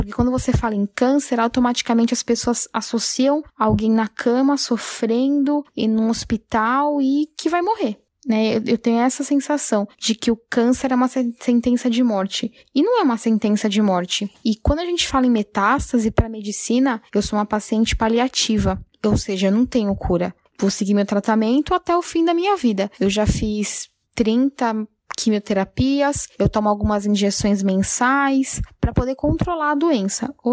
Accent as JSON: {"language": "Portuguese", "region": "São Paulo", "country": "Brazil", "said": "eu tenho 30 anos, eu sou de São Paulo"}